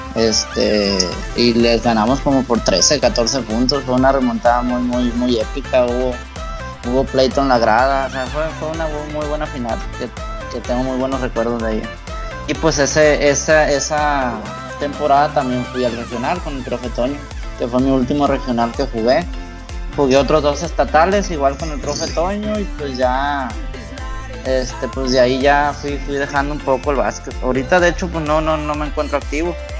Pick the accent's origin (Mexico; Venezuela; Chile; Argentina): Mexico; San José; also born or lived in Badiraguato, Sinaloa; now in Sinaloa, Mexico; por problemas familiares nos fuimos para San José y pues ya desde la primaria nos instalamos en San José